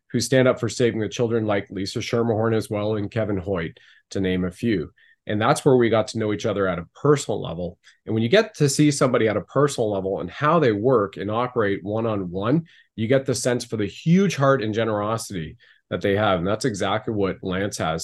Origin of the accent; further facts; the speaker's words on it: Canada; being a Canadian right now